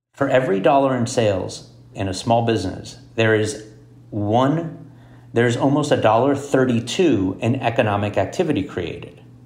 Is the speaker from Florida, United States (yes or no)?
yes; Miami, Florida, United States; moved away as an adult; also born or lived in Boston; I grew up in Miami